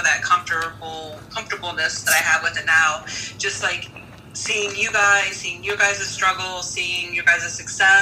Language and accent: English; Southern Ohio, United States; where I grew up in Southern Ohio